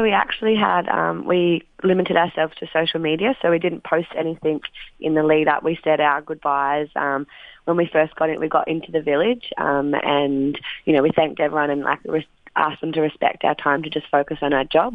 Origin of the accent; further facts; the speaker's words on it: Wagga Wagga, New South Wales, Australia; moved away; my hometown Wagga